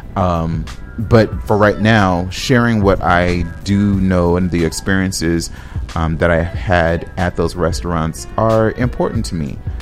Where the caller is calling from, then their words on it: Minneapolis, Minnesota, United States; I'm calling from Minneapolis